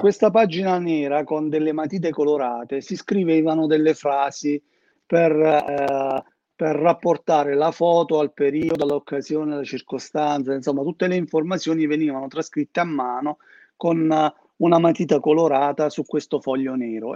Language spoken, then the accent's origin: Italian; Termoli, Molise, Italy; moved away as an adult; now in Modena, Italy; io vivo a Modena, ma sono molisano. E lui vive a Termoli, che è il mio paese, in Molise